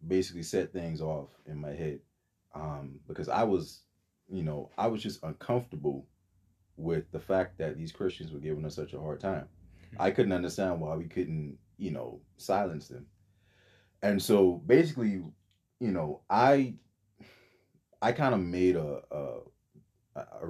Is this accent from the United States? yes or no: no; Bahamas; moved away; So originally I'm from the Bahamas.